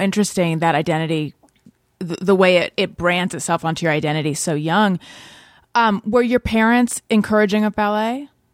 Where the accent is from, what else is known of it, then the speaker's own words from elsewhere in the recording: Orange County, California, United States; moved away as an adult; also born or lived in New York; born in Northern California, grew up in Orange County, California.